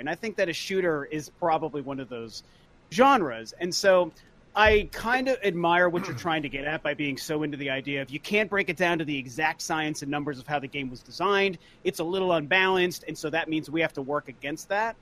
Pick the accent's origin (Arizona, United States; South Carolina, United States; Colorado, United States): Colorado, United States; Denver; moved away; we're from Denver, so all of our friends are back in Denver